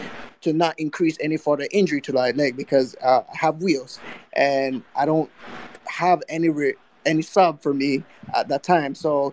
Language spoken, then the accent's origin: English; Belize; I'm from Belize